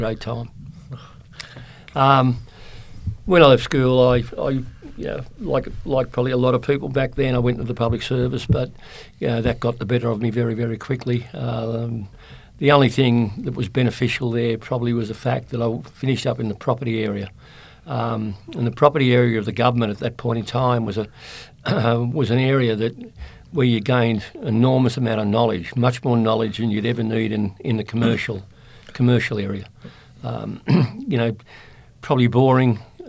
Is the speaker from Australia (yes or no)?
yes; Sydney, New South Wales, Australia; also born or lived in Ireland / England; I grew up in Redfern